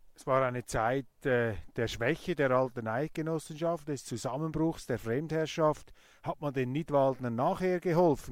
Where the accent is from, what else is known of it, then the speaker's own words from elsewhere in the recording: Zurich, Switzerland; als Zürcher